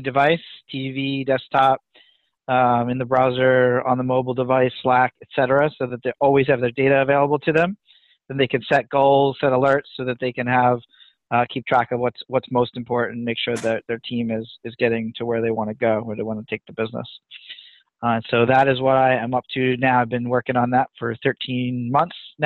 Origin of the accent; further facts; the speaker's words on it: near Philadelphia, Pennsylvania, United States; now in New England, United States; Born and raised near Philadelphia